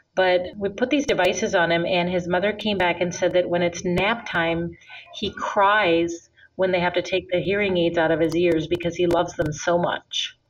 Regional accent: India; moved away as an adult; also born or lived in Minnesota, United States; now in United States; And then I also grew up in India. My father's from India. I was born here in the United States in Minnesota, but when I was five, I went to live in India for 13 years

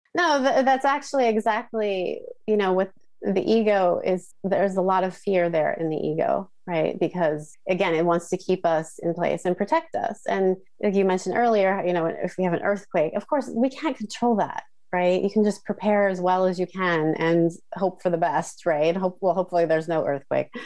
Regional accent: Midwest, United States; moved away as an adult; also born or lived in New York; now in Tokyo, Japan; I grew up in the United States in the Midwest in a small town.

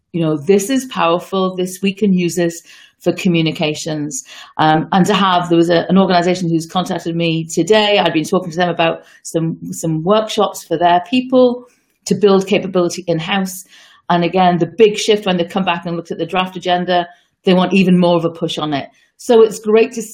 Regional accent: United Kingdom; moved away; You can probably hear from my accent that I was born and brought up, certainly for the first part of my early life in the UK

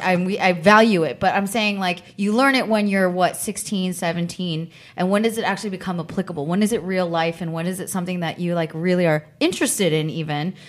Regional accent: San Francisco Bay Area, California, United States; I grew up in the Bay Area

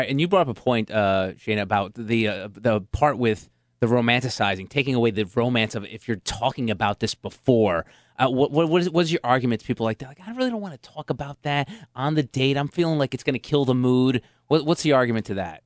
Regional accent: Jersey City, New Jersey, United States; when I was a nine-year-old boy growing up in Jersey City

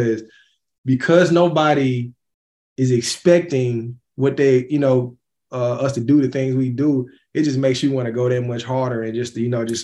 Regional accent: Jackson, Mississippi, United States; being from Mississippi

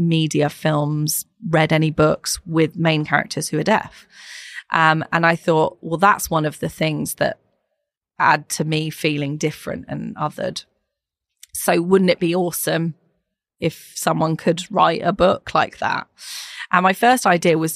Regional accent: Ireland; I'm Irish, so we have a huge family

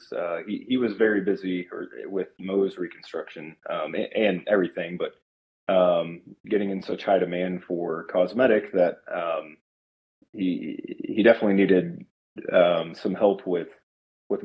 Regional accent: Oklahoma City, Oklahoma, United States; also born or lived in New York; I grew up in Oklahoma City.

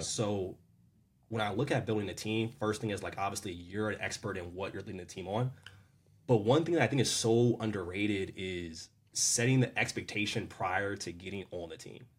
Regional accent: Maryland, United States; I'm born and raised in Maryland

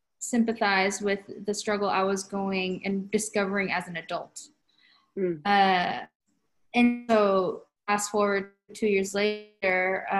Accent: United States; now in Japan; going back to what I was saying about growing up in the United States, I never really felt too out of place. It was only after college when I came back to Japan.

